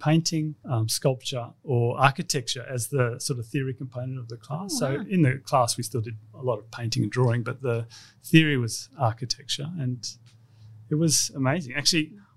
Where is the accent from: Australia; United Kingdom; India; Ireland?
Australia; Sydney, New South Wales; also born or lived in Darwin; back to Sydney and grew up in Castle Crag